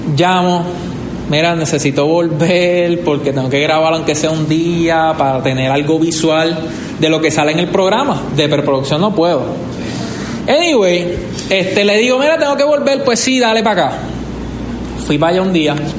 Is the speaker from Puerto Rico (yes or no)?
yes; Vega Baja, Puerto Rico; Yo soy de Vega Baja.